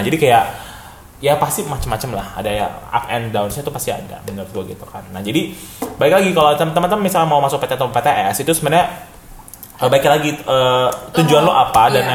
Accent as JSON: {"language": "Indonesian", "region": "Jakarta", "country": "Indonesia", "also_born_or_lived": "Bandung", "said": "kita sebagai warga CGK"}